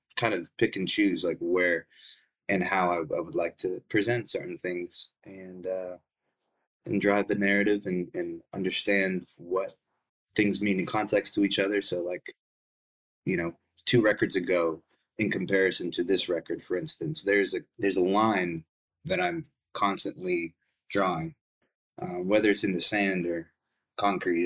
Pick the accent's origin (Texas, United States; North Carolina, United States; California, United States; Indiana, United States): Texas, United States; Dallas; also born or lived in Plano, Texas; where I grew up was in in Dallas, Texas.